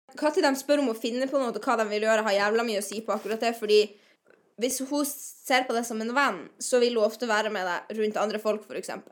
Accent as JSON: {"language": "Norwegian", "region": "Northern Norway", "country": "Norway", "moved": "as an adult", "said": "Jeg er fra Nord-Norge, som du kan høre"}